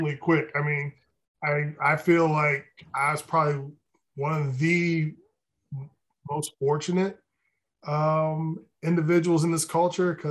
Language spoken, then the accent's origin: English; Columbus, Ohio, United States; moved away as an adult; also born or lived in Cedar Rapids, Iowa / New York City; I grew up in the Midwest. I grew up in Columbus, Ohio